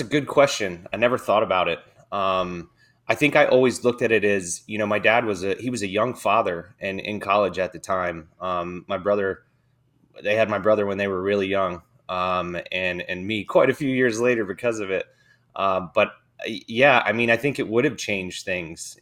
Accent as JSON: {"language": "English", "town": "Dover", "region": "Delaware", "country": "United States", "tie": "born or raised there", "said": "I grew up in Dover, Delaware, um, small town, uh, it's an Air Force town, actually"}